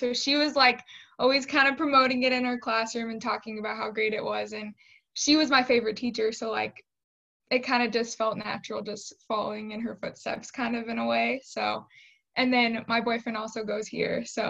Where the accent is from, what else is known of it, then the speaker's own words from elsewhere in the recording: Weston, Missouri, United States; moved away as an adult; now in Manhattan, United States; I am from Weston, Missouri, so it's like a super small town. It's just about 15 minutes north of the airport and like 30 minutes north of KC.